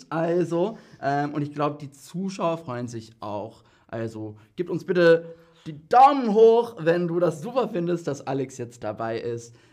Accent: England, United Kingdom; Und ich als Engländer Tee.

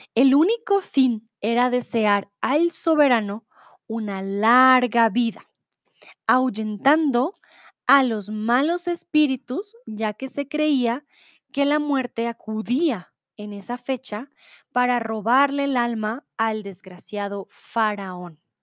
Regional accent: Bogotá, Colombia; soy de Colombia, de Bogotá

